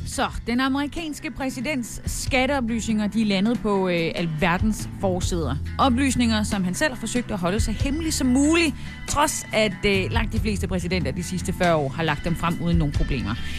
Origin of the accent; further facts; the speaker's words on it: Haderslev, Southern Denmark, Denmark; moved away; Haderslev, min gamle hjemby.